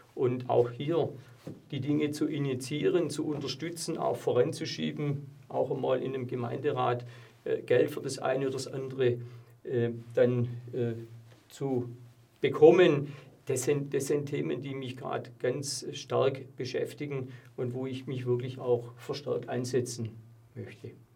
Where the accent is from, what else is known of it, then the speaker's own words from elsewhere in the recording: Plochingen, Baden-Württemberg, Germany; meine Heimatstadt, äh, der ich äh, zutiefst verbunden bin